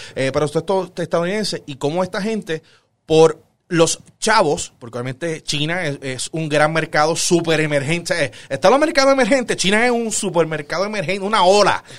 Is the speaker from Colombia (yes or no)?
no; Puerto Rico; nosotros somos puertorriqueños, vivimos en Puerto Rico